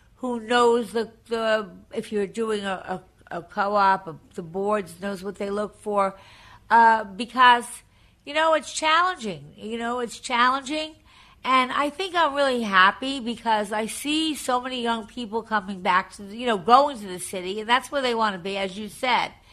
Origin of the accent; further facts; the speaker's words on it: Long Island, New York, United States; also born or lived in Massapequa; I'm from Long Island originally